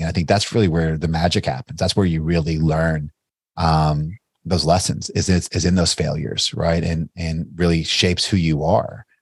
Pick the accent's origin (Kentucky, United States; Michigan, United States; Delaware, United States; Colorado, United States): Kentucky, United States; Bardstown; I'm a small town kid from Bardstown, Kentucky